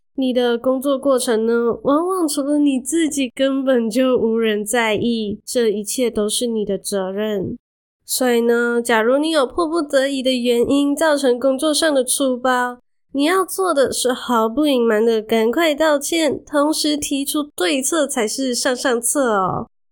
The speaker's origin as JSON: {"language": "Chinese", "country": "Malaysia", "moved": "as an adult", "lives_now": "Taiwan", "said": "我是马来西亚人"}